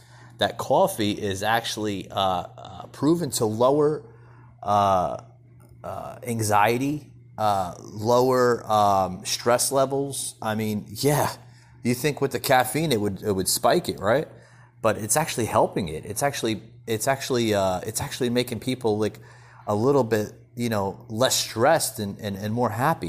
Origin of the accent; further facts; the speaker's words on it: New Jersey, United States; this guy I grew up with up in New Jersey.